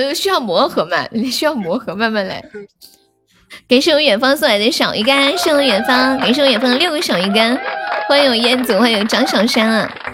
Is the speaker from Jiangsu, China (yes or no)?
no; Sichuan, China; 我是四川人